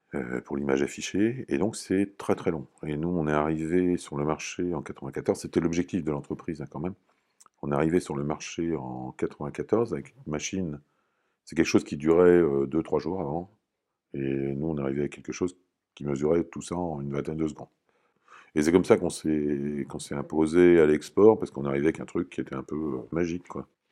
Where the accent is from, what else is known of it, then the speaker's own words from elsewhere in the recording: Normandy, France; moved away as an adult; Comme j'étais normand, je suis revenu dans la région